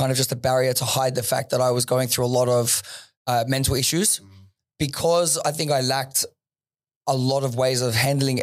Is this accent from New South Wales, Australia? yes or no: yes; Sydney, New South Wales, Australia; moved away as an adult; also born or lived in Dubai; Western Sydney